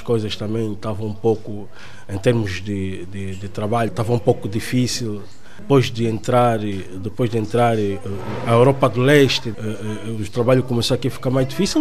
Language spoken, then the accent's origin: Portuguese; Benguela, Angola; moved away as an adult; also born or lived in Netherlands / Norway; now in Portugal; sou angolano, eh, propriamente de Benguela.